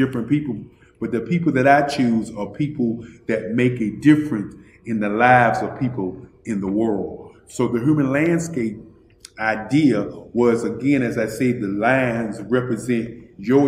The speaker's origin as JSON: {"language": "English", "town": "Durham", "region": "North Carolina", "country": "United States", "tie": "born or raised there", "also_born_or_lived": "Washington, D.C.", "said": "I am from Washington, D.C., but I was raised in Durham, North Carolina. I came to Durham when I was about 5 or 6"}